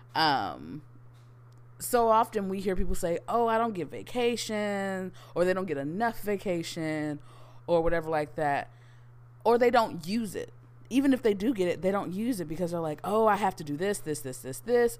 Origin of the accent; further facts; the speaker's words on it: Houston, Texas, United States; born and raised in Houston, Texas